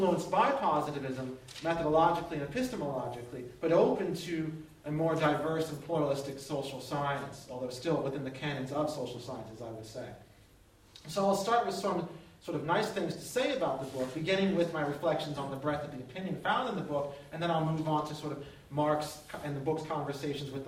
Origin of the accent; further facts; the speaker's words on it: outside of Baltimore, Maryland, United States; moved away as an adult; I grew up outside of Baltimore for 18 years of my life